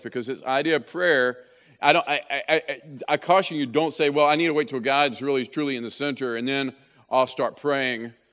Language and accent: English; West Virginia, United States; when I was growing up in West Virginia